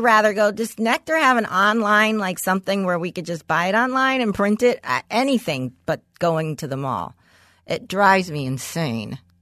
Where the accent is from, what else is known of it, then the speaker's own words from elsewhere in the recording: Los Angeles, California, United States; a block from where I grew up in West Hills